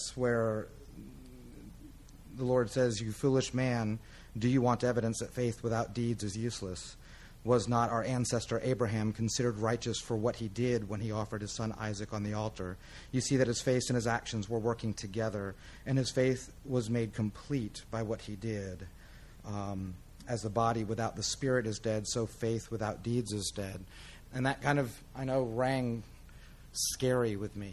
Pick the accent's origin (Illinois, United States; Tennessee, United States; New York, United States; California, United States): Tennessee, United States; Crossville; I'm from Crossville, so our geography lessons were, you know, Cookeville is the end of the world to the west